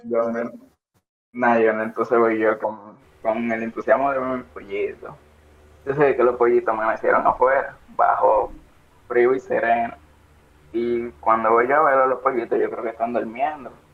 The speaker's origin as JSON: {"language": "Spanish", "town": "Santo Domingo", "country": "Dominican Republic", "tie": "born or raised there", "said": "nací en Santo Domingo, no en San Juan"}